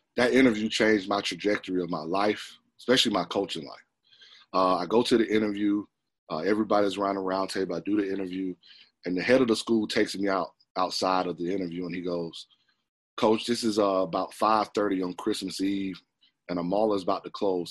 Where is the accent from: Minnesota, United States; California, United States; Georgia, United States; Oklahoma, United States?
Georgia, United States; Atlanta; growing up in Atlanta, Georgia, uh, I was a pretty good basketball player